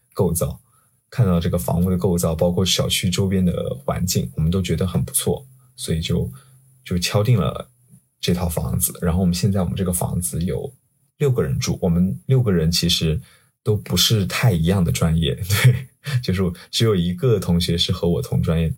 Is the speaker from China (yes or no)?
yes; southern China, China; moved away as an adult; also born or lived in Guizhou / Shenzhen; now in Hong Kong; 我是南方人